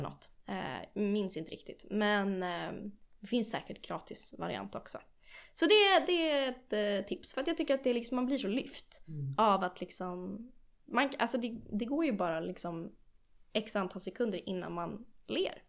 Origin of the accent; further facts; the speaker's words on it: Nacka, Stockholm County, Sweden; also born or lived in London, United Kingdom / United States; Jag är uppvuxen i eh, Stockholm, eller i, ja, inte i Stockholm, utanför Stockholm eh, i en kommun som heter Nacka.